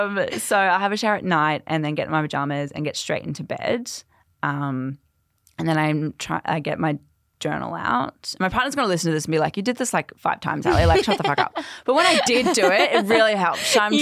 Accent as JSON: {"language": "English", "region": "Queensland", "country": "Australia", "tie": "born or raised there", "said": "So I grew up in central Queensland. Yep. So like 3 hours inland from Mackay."}